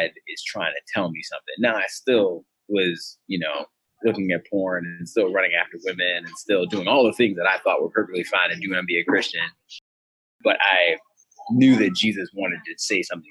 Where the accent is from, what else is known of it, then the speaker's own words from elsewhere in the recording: Broadnax, Virginia, United States; moved away as an adult; also born or lived in Alexandria, Virginia; we moved when I was one back to Broadnax. Town probably has, 327 people at the highest. And yeah, that's where I was from.